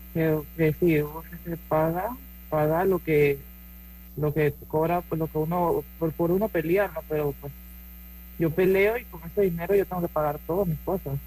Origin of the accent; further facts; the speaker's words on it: Panama; moved away as an adult; now in United States; soy la única panameña